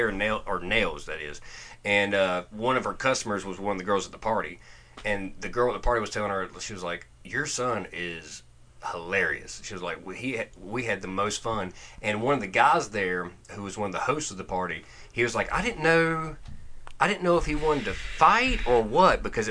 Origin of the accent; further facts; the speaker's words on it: North Carolina, United States; accent: North Carolina; my North Carolina accent